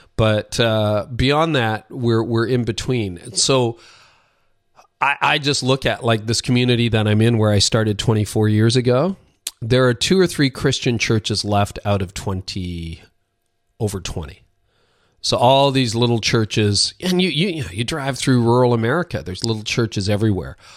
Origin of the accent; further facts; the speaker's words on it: Canada; Both my parents are Dutch immigrants to Canada. I'm Canadian. I live north of Toronto.